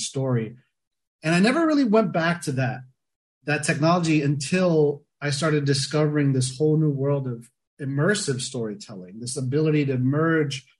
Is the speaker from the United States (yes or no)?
yes; South Florida near Miami, United States; I grew up in South Florida near Miami, you know, grew up a beach bum